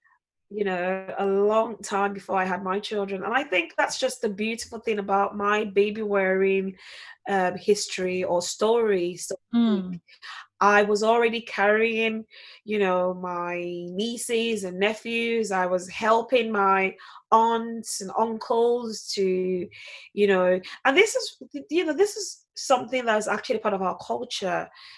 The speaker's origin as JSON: {"language": "English", "town": "Ikorodu", "region": "Lagos", "country": "Nigeria", "said": "I'm from Lagos State, so Ikorodu falls on the Lagos State, yes."}